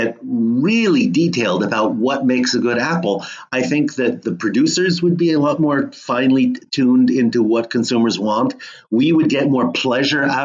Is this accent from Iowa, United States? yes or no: no; Monmouth County, New Jersey, United States; now in California, United States; I grew up in New Jersey amidst some beautiful apple orchards in Monmouth County